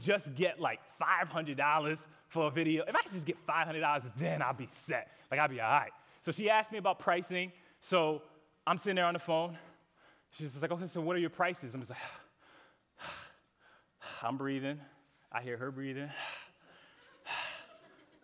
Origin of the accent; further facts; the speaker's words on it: Connecticut, United States; moved away as an adult; I'm from Connecticut originally, so I moved down here about 3 years ago